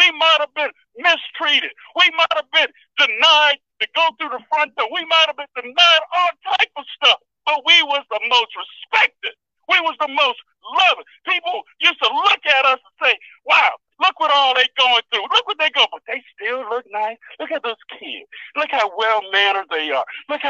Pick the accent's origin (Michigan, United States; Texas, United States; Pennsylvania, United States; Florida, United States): Florida, United States; Miami; I remember growing up in Miami, Europeans used to walk over to my parents and say, your children are so well-mannered.